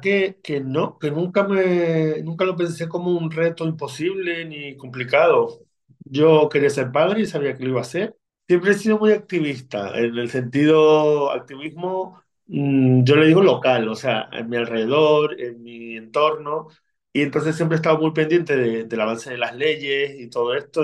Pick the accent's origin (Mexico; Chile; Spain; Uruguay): Spain; Lanzarote, Canary Islands; accent: Canarian; also born or lived in Argentina; nací en Argentina, pero desde pequeñito vinimos a, Lanzarote porque mis abuelos eran de aquí, de, de la isla